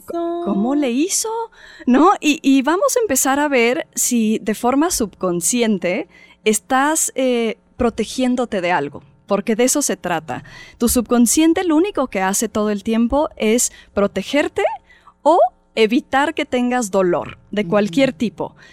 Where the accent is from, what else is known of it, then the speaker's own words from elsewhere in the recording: Mexico; como mexicanos